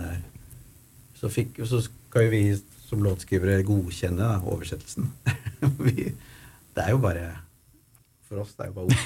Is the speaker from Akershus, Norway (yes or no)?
yes; Ski, Akershus, Norway; hjemme i Ski